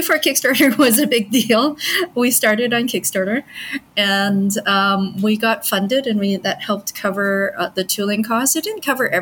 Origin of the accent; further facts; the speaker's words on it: Vancouver, British Columbia, Canada; moved away as an adult; also born or lived in Montreal; now in Hong Kong; I grew up in Canada, but I was born in Hong Kong. I pretty much am very Canadian, though. So we moved when I was really young. And I studied there. I did my undergrad in biochemistry in Vancouver, my hometown.